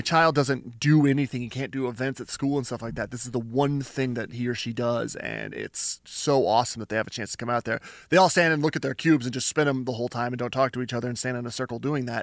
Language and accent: English; Canada; I'm Canadian